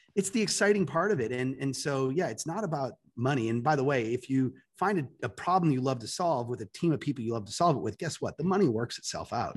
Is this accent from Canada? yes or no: yes; Toronto, Ontario, Canada; moved away as an adult; now in United States; I'm Canadian, so I'm from Toronto